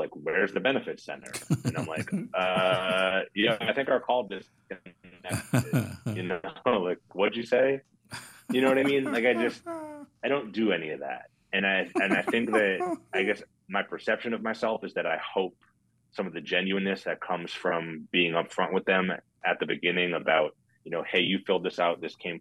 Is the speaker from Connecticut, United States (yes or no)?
yes; Connecticut, United States; also born or lived in Florida; now in Dallas, United States; I grew up in Connecticut. I lived in Florida for a bunch of years. I've been in Dallas for 11 years now.